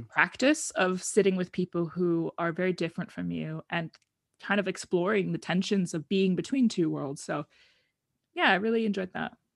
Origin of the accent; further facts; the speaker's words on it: United States; accent: American; moved away as an adult; also born or lived in Oregon / Arizona; now in Netherlands; I grew up in the United States, as you can probably tell from my accent. Um, in Oregon area and then also in Arizona